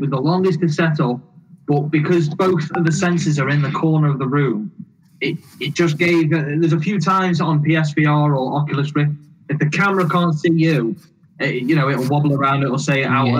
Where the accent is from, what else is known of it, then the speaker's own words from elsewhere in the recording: United Kingdom; we're all British, we're all above the age of 20, am I correct?